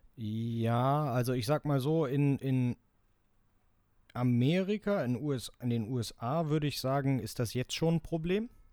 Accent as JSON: {"language": "German", "country": "Germany"}